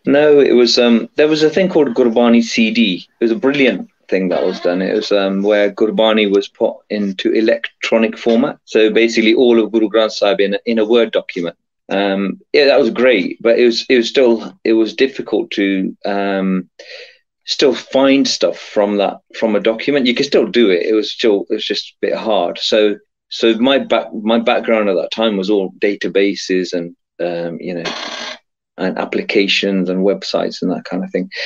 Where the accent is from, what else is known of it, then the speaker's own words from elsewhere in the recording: England, United Kingdom; I was born in England, grew up here